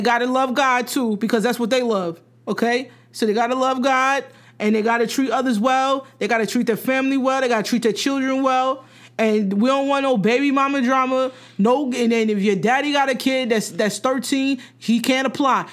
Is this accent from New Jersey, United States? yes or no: yes; New Jersey, United States; I'm from Jersey